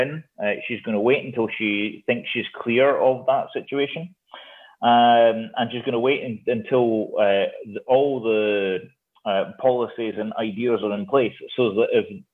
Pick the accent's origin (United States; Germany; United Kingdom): United Kingdom; Hexham, North East England; I'm from Hexham in Northumberland